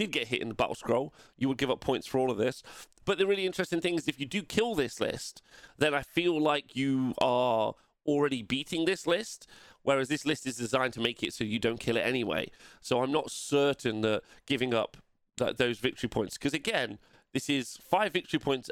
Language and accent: English; England, United Kingdom